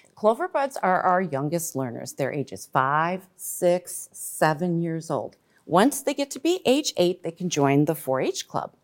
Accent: Glen Ellyn, Illinois, United States; I grew up in Glen Ellen, and I was a four H member back in the nineteen eighties

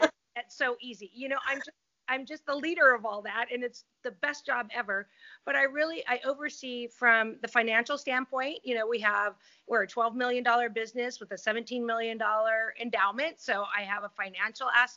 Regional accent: Seal Beach, California, United States; I grew up mostly in Seal Beach

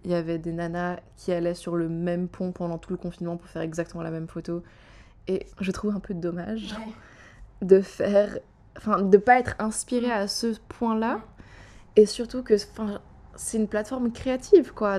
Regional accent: Geneva, Switzerland; je suis genevoise

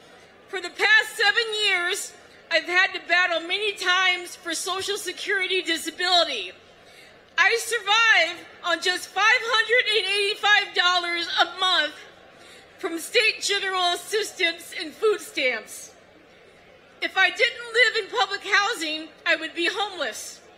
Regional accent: Minnesota, United States; I'm from Minnesota.

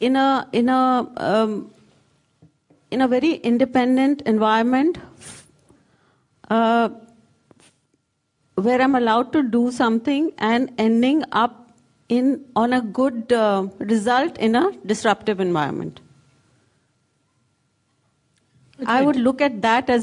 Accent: Kolkata, West Bengal, India; I come from India and from Kolkata.

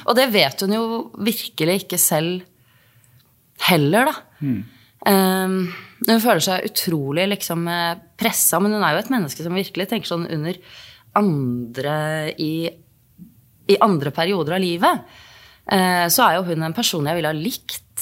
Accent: Norway; Jeg er jo norsk

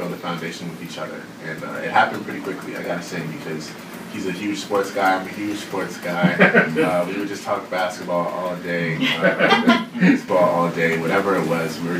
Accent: Canada; being Canadian

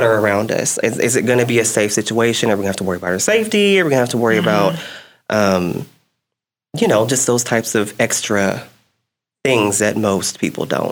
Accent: Abilene, Texas, United States; I'm from Abilene

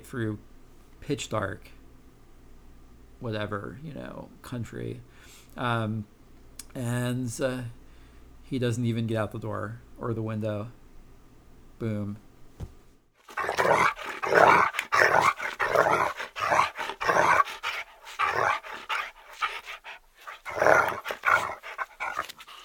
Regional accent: New Jersey, United States; in New Jersey when I was growing up

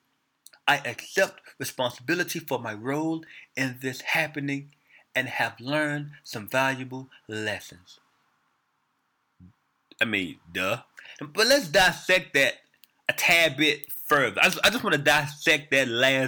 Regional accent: Memphis, Tennessee, United States; I'm from Memphis, Tennessee

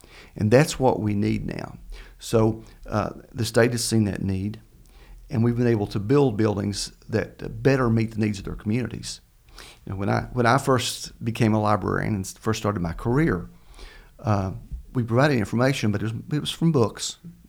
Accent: Kentucky, United States; I grew up in Laurel County, yes.

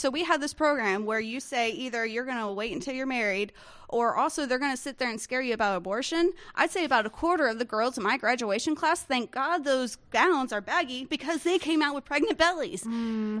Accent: Northern Central Florida, United States; born or raised there

